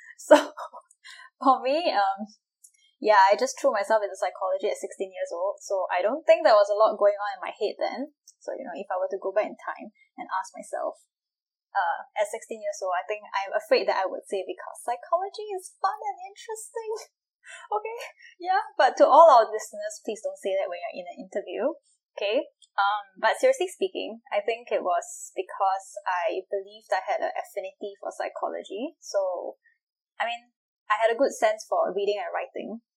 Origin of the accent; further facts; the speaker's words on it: Singapore; I'm Singaporean